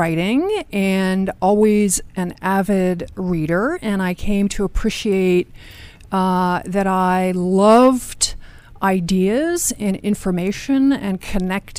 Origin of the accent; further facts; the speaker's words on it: Washington, District of Columbia, United States; Generally from the Washington, D.C. area